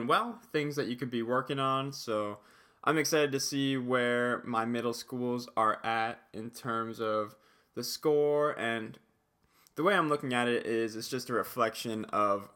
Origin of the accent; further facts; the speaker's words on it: New Jersey, United States; moved away as an adult; also born or lived in Pennsylvania; I grew up in New Jersey, and then I went to school in Pennsylvania